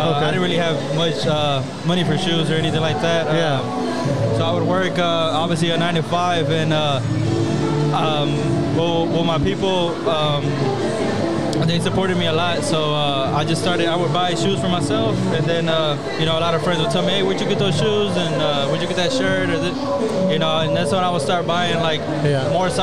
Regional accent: Houston, Texas, United States; I'm from Houston

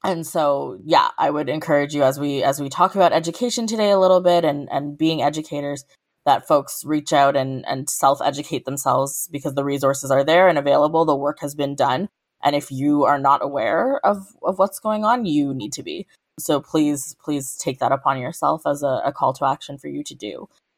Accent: South Africa; now in Canada; For me, I'm also South African

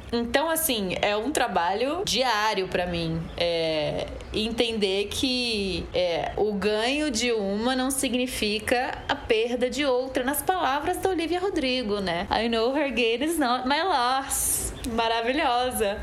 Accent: Recife, Pernambuco, Brazil; sou atriz, sou cantora, tenho 31 anos, sou de Recife

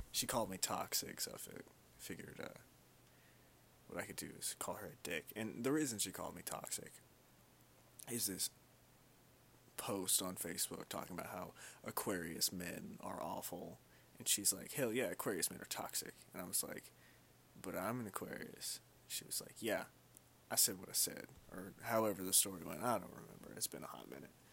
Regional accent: Kentucky, United States; also born or lived in Louisville, Kentucky; I was born and raised in Kentucky. I was actually born in Louisville, Kentucky.

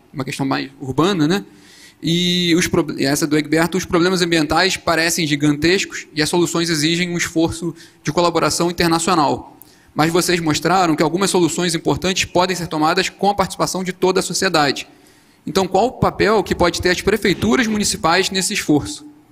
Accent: Nova Friburgo, Rio de Janeiro, Brazil; eu sou de Nova Friburgo, do interior do Rio. Passei por várias. Passei pela, pela enchente de 2011

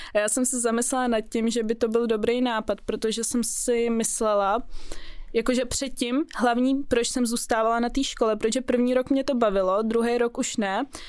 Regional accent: Prague, Czechia; also born or lived in Russia; jsem z Prahy, narodila jsem se tady, ale jinak moje rodina je z Ruska

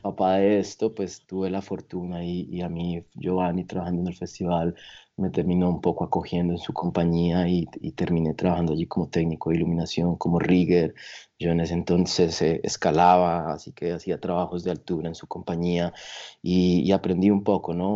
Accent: Tolima, Colombia; also born or lived in Bogotá, Colombia; yo nací en Bogotá, pero yo desde muy jóvenes eh, mis padres nos llevaron a vivir a eh, Iconos en el Tolima, así que allí crecí.

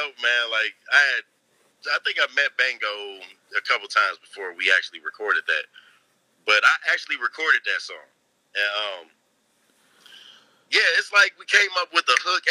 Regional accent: Inkster, Michigan, United States; I grew up in Inkster, man. Born and raised

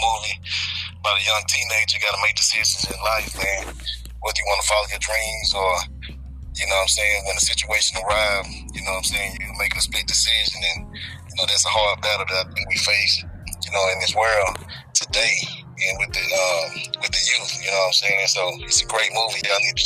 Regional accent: Clarksdale, Mississippi, United States; moved away; also born or lived in Memphis, Tennessee; I'm actually originally from Clarksdale, Mississippi. You know what I'm saying? What's up to the SIP? And I also grew up in Memphis

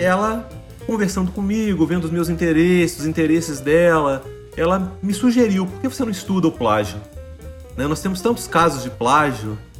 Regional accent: São João del-Rei, Minas Gerais, Brazil; born or raised there; moved away as an adult; also born or lived in Juiz de Fora, Brazil; now in Canada

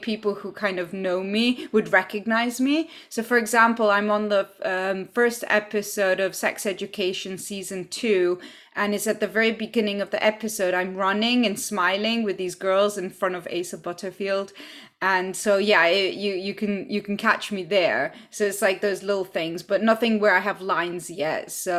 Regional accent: Poland; now in United Kingdom; And I'm originally from Poland. I grew up in several countries. And yeah, so I'm currently in the UK.

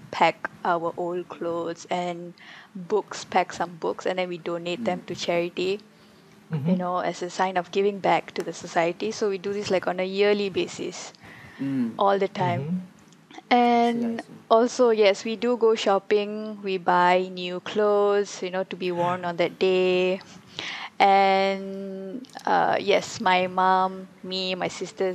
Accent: Kuala Lumpur, Malaysia; also born or lived in Shah Alam; My hometown is like KL and Shalam

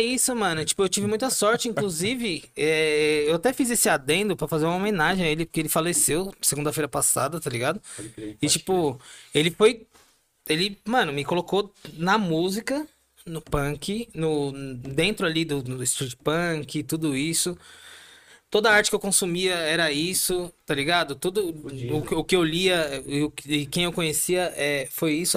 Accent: São Paulo, Brazil; eu sou do Ipiranga

